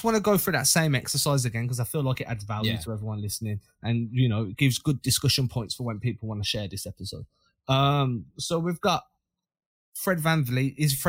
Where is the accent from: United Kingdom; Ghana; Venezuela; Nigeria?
United Kingdom; England; moved away; I'm not even from London